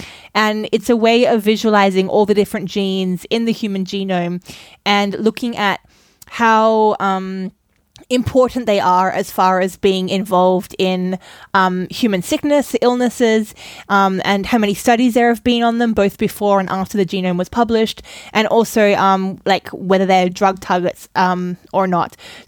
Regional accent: Australia; now in Germany; I am raised Australian where we say tomato, and I have now been in Germany with a lot of people speaking US English for a long time

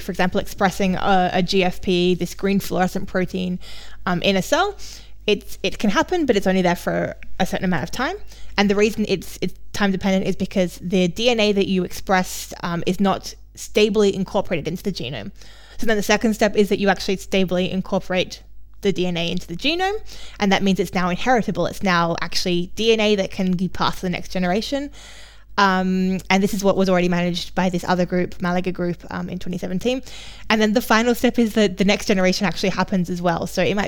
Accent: Australia; accent: mixed; now in Germany; I come from Australia, for those of you who don't know. My accent is now very messed up from being too long in Germany

